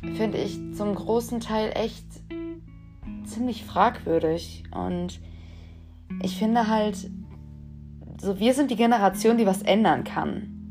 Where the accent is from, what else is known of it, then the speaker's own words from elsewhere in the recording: Dortmund, North Rhine-Westphalia, Germany; ich bin 21 Jahre alt und ich komme aus Dortmund